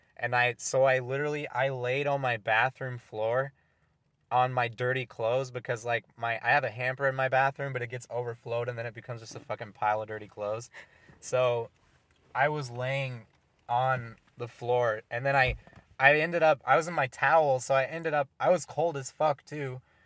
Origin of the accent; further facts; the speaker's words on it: Oregon, United States; moved away; when I was growing up in Oregon before I moved here